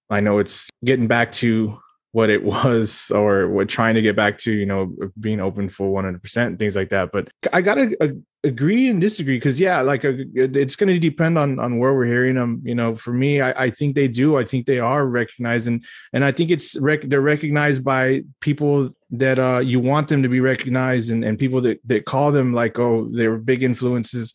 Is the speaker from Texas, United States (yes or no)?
yes; Texas, United States; As a Texan